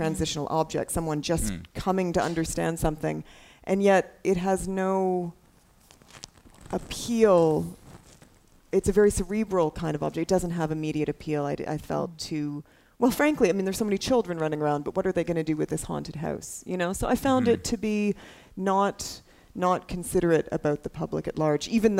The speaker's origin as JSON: {"language": "English", "country": "Canada", "said": "as a Canadian"}